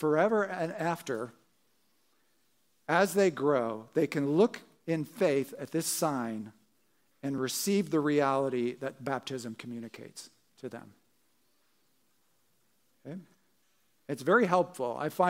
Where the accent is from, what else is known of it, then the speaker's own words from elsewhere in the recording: New Jersey, United States; as I said, growing up in Jersey, would go down to the shore, you know, go on these roller coasters.